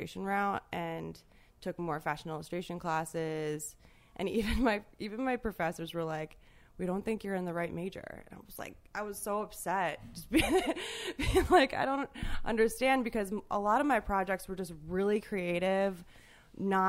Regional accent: Baltimore, Maryland, United States; moved away as an adult; also born or lived in Savannah, Georgia; Baltimore, Maryland, and I went to an all-girls high school there, and was there until I went to college in Savannah, Georgia, in the South

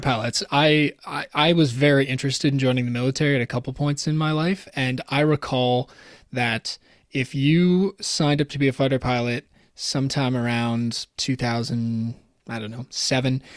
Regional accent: Toronto, Ontario, Canada; I was from Toronto, raised in Toronto

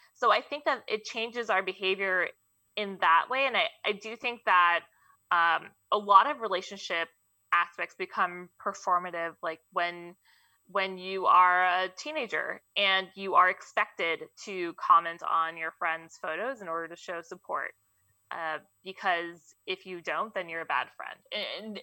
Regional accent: Mountain View, California, United States; also born or lived in Fremont, California; I grew up here, which is the crazy part. I went to Mountain View High School. Uh, I was born in Fremont

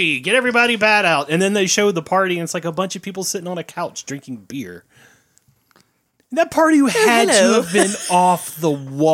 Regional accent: Tennessee, United States; We're from Tennessee.

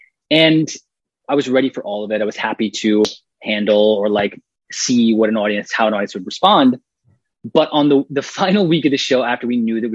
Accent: Atlanta, Georgia, United States; I was raised in Atlanta in a very polite, you know, mannered family.

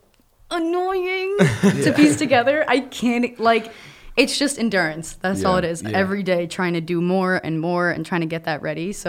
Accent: New Jersey, United States; We're like 50 minutes from New York.

